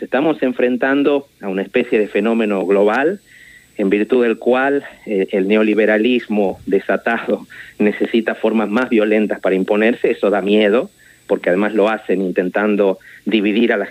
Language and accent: Spanish; Tucumán, Argentina; moved away as an adult; now in Barcelona, Spain; yo en realidad eh, soy tucumano de origen, soy hijo de un, de un abogado tucumano asesinado durante la dictadura. Vine a hacer mi doctorado en España a finales de los años 90. Llegué a Barcelona a comienzos del 2000